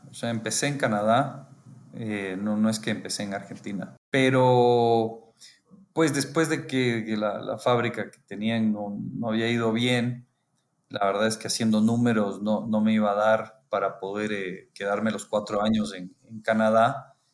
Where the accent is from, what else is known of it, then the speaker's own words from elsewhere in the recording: Quito, Pichincha, Ecuador; born there; Eh, sí, nací en, en Quito, Ecuador.